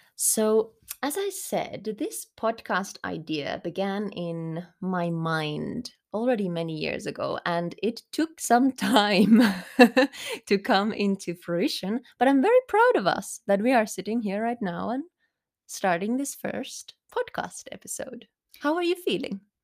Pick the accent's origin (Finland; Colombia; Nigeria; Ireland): Finland; English is a second language; moved away as an adult; also born or lived in Germany / Spain; I grew up in Finland, but I did live some time abroad as well, including a couple years in Germany because my father was working there